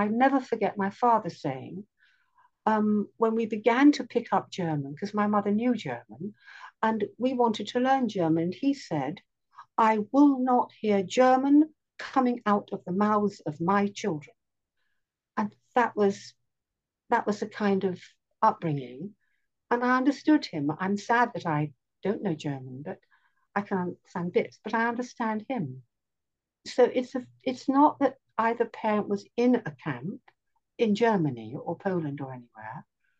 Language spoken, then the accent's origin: English; London, United Kingdom; now in Jerusalem, Israel; growing up in London